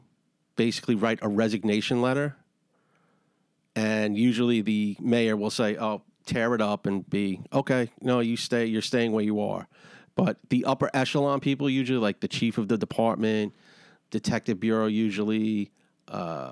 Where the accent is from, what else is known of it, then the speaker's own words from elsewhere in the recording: New York City, New York, United States; I'm from Astoria